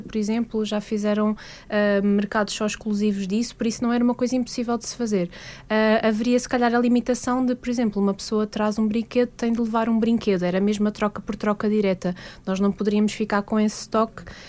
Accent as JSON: {"language": "Portuguese", "region": "Lisbon", "country": "Portugal", "said": "eu sou de Lisboa"}